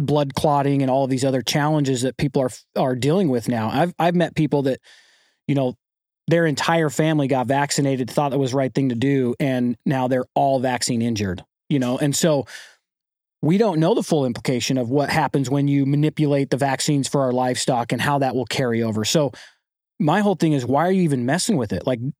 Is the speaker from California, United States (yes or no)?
no; St. George, Utah, United States; I grew up in Southern Utah, a place called St. George, and my family are five generations of ranchers.